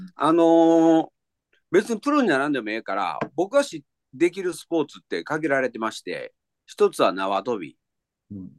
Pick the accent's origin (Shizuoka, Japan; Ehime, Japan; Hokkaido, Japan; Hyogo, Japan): Hyogo, Japan; Himeji; moved away; 今私あの地元の兵庫県の姫路市に帰ってきております